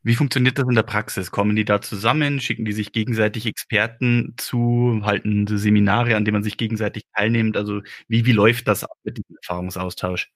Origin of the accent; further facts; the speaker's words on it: Regensburg district, Bavaria, Germany; Ich bin ja aufgewachsen im Großraum Landkreis Regensburg